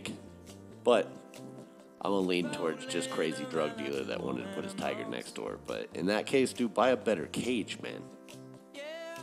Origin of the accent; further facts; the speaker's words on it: Texas, United States; moved away; out of Houston, my home state. I don't live in Houston, but it is out of Texas.